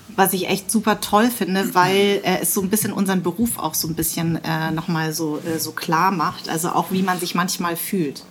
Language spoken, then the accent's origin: German; Darmstadt, Hesse, Germany; ich bin in Darmstadt äh, groß geworden